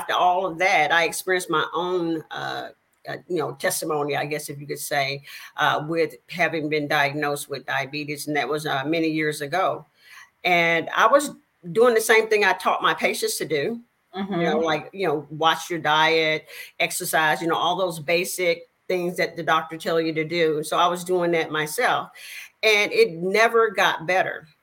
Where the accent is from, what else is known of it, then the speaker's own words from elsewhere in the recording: El Dorado, Arkansas, United States; now in Houston, United States; I am originally born in a little small town in Arkansas. And you may be able to tell by my accent. It's a little town called El Dorado.